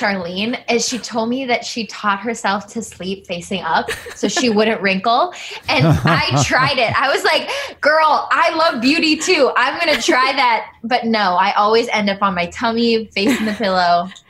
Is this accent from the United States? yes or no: no; Philippines; I'm Filipino. I have short, stubby lashes.